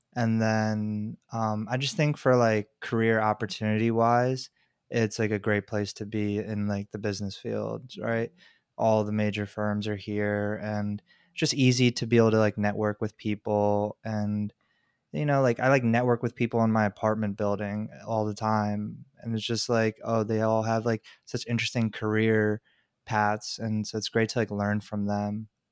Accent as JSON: {"language": "English", "region": "New Jersey", "country": "United States", "moved": "as an adult", "lives_now": "New York, United States", "said": "I'm from, like, South Jersey"}